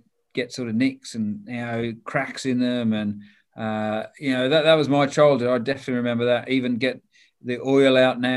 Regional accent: Toowoomba, Queensland, Australia; also born or lived in Papua New Guinea; now in England; I grew up in a place called Toowoomba

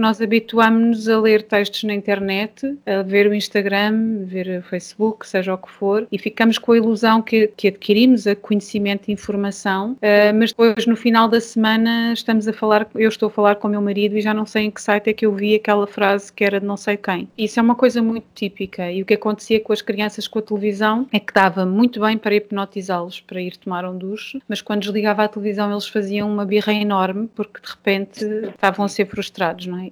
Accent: Portugal; nós cá em Portugal não são muitas as igrejas que fazem, mas a, a igreja onde eu cresci fazia isto

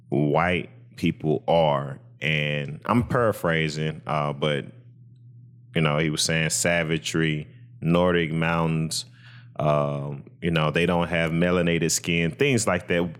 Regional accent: United States

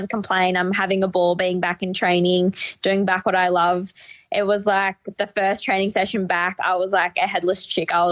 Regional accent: Albury, New South Wales, Australia; now in Melbourne, Australia; I'm from the New South Wales side.

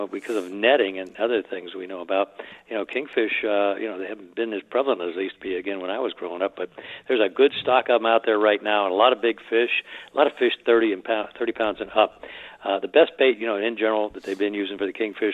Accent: South Florida, United States; growing up in South Florida as a young man

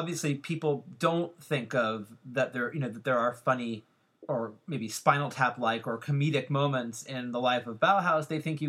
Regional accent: San Francisco, California, United States; I grew up in San Francisco

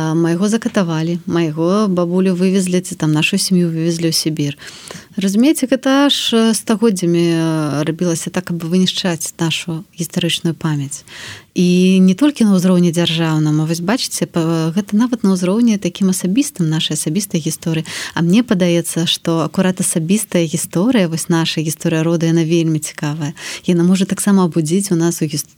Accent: Belarus; moved away as an adult; also born or lived in Warsaw, Poland; мы беларусы

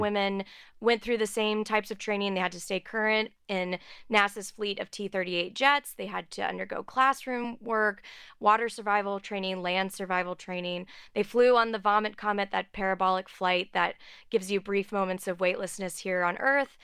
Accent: outside of Houston, Texas, United States; I grew up outside of Houston

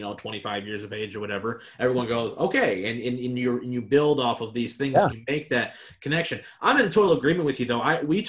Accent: Madison Heights, Michigan, United States; I'm from Lamphere. I went there.

